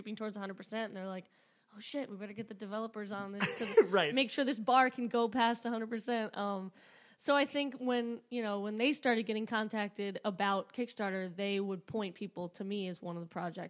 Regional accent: Flowery Branch, Georgia, United States; also born or lived in Michigan; So I grew up in Flowery Branch, Georgia.

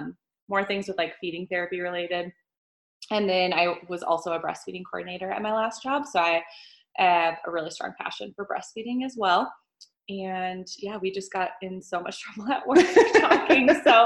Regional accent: Midwest, United States; We're both from the Midwest

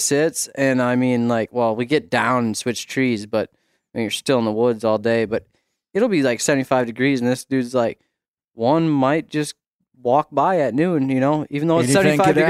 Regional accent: Minnesota, United States; I'm from Southeast Minnesota.

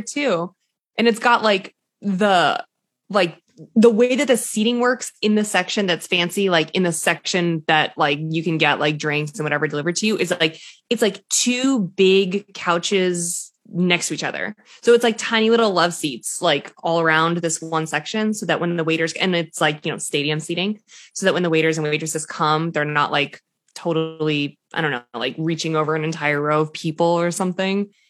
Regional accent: an affluent suburb of Boston, Massachusetts, United States; my hometown, It's like a, an affluent suburb of Boston

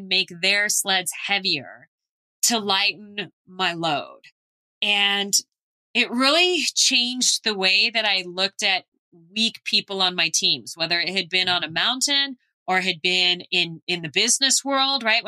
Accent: Phoenix, Arizona, United States; I grew up in Phoenix

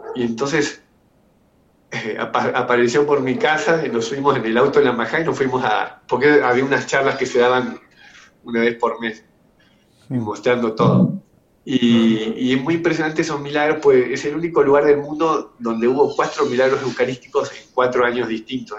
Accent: Argentina; yo soy una familia eh, normal de, Argentina, clase media

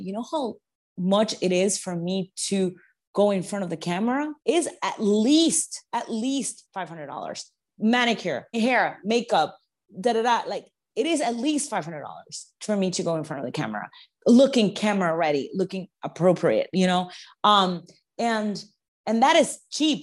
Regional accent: New York, United States; being a New Yorker and working in the food industry

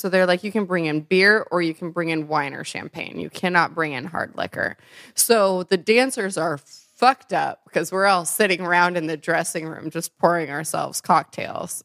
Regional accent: Nebraska, United States; moved away; also born or lived in Chicago; I lived there for a while. I'm originally from Nebraska.

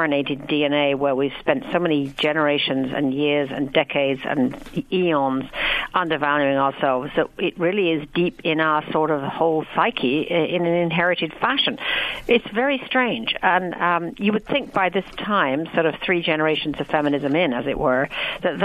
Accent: England, United Kingdom; I'm British

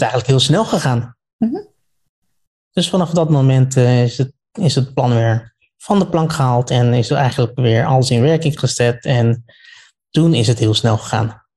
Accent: The Hague, South Holland, Netherlands; ik kom uit Den Haag

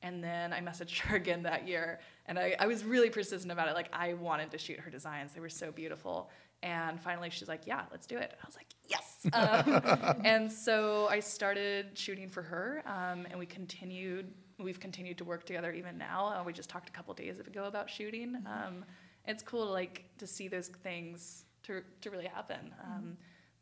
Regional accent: Chico, California, United States; also born or lived in Paradise, California; Came here when I was 3 years old to Paradise, California.

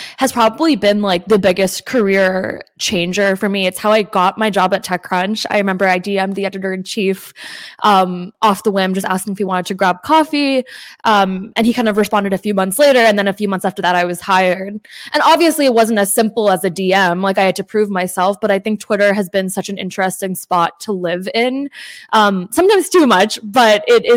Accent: New Jersey, United States; first language English; I was born in New Jersey, and I think that obviously English is my first language

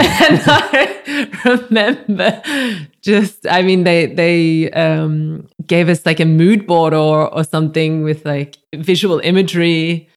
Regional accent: Goulburn, New South Wales, Australia; also born or lived in Sydney; now in Berlin, Germany; I'm from Goulburn, in between Sydney and Canberra a relatively bigger country town for Australia, but our property is 30 minutes out of town. So it's living in the bush

